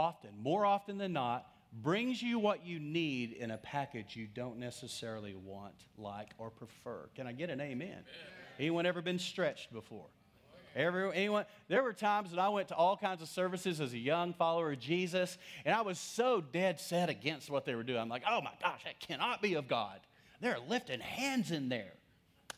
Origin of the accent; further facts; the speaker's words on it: West Texas, United States; growing up in West Texas